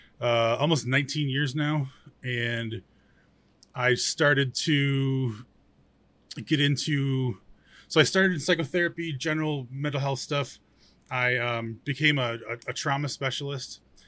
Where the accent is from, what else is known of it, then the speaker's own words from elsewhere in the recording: New York, United States; I'm from New York. I'm from the Northeast in New York.